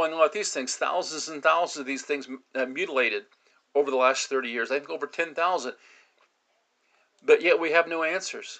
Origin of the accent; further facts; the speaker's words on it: United States; we as the American people